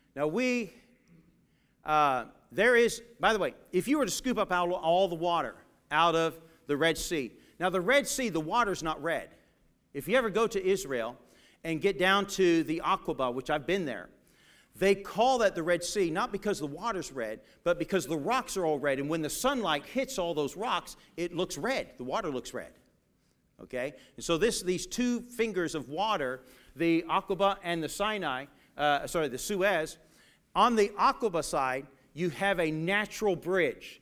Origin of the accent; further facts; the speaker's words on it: England, United Kingdom; Growing up in England, in my uh, one of my teachers there